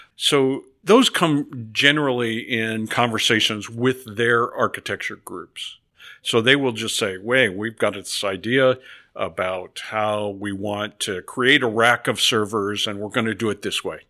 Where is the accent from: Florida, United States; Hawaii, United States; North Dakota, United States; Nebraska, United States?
Nebraska, United States; moved away as an adult; I grew up in Nebraska on a farm